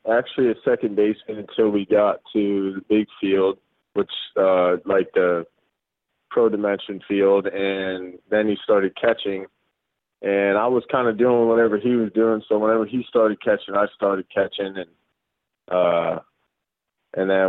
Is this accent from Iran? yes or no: no; Guam; born there; so my dad was in the military for 30 years, uh, and that's why I was born in Guam.